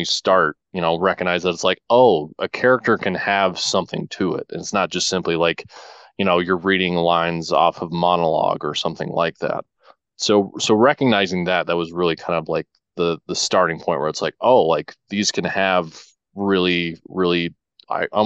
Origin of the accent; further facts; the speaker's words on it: Humboldt County, Northern California, United States; growing up in Northern California and just a small rural community about 300 miles south of Portland, 300 miles north of San Francisco in a place called Humboldt County